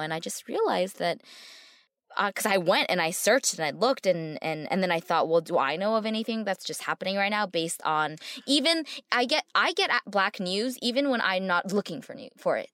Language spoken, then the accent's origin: English; United States; I'm from here.